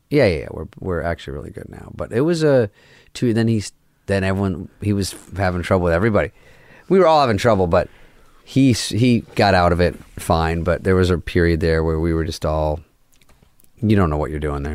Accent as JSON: {"language": "English", "region": "Arizona", "country": "United States", "moved": "yes", "said": "I'm from Arizona"}